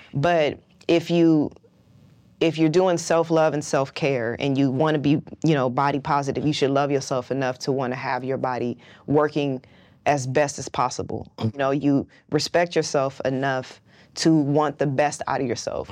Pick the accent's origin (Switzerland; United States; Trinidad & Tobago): United States; West Coast; I'm from the West Coast